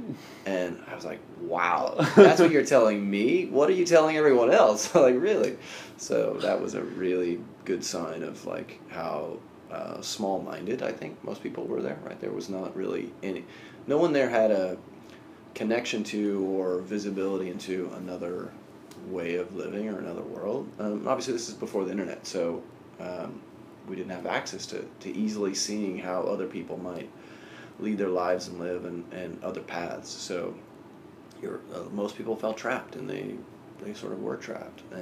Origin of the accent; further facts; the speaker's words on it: Sacramento, California, United States; I actually grew up in Sacramento, California, in a pretty rural area just outside of the city